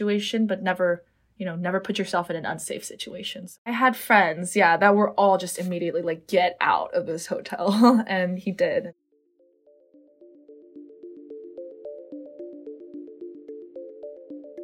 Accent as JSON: {"language": "English", "town": "Los Angeles", "region": "California", "country": "United States", "tie": "born or raised there", "moved": "as an adult", "lives_now": "Houston, United States", "said": "my hometown LA, where I've lived for 18 years"}